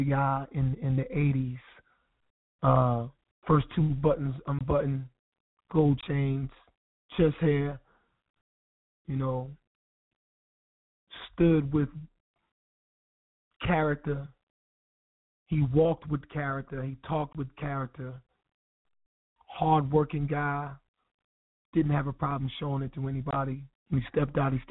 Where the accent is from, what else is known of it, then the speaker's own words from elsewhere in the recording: Wilson, North Carolina, United States; moved away; Wilson, NC. That's my home